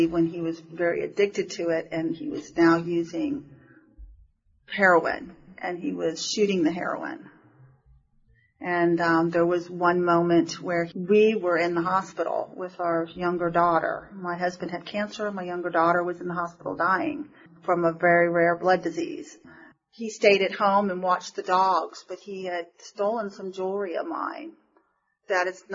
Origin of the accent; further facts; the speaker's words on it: Florida, United States; We're from Florida.